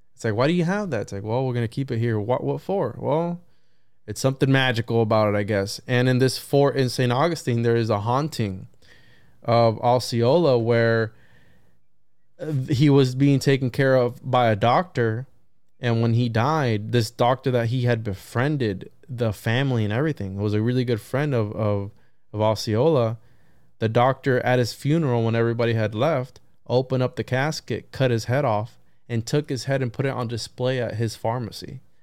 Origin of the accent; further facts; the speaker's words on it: Puerto Rico; I'm from Puerto Rico